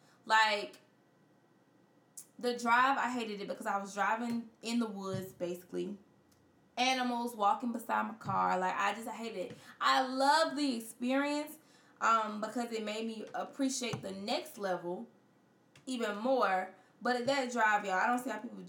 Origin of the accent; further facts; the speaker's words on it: Florence, South Carolina, United States; my hometown of Florence